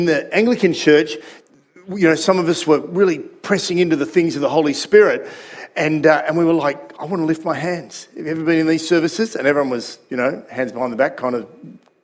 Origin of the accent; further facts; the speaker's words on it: Sydney, New South Wales, Australia; that community that I was growing up in Sydney